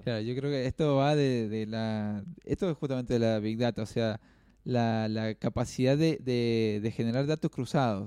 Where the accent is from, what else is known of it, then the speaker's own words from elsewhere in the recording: Argentina; estamos siendo bastante generosos como sociedad, como argentinos